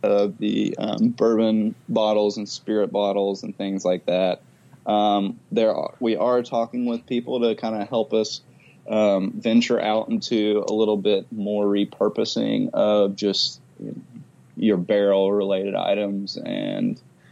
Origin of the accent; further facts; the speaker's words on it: Kentucky, United States; I'm from Kentucky and my dad was all about the bourbon